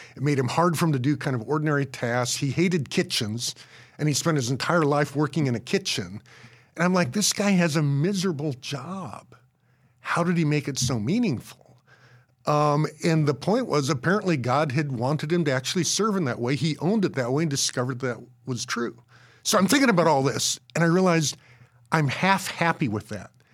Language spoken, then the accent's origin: English; Colorado, United States; I grew up in Colorado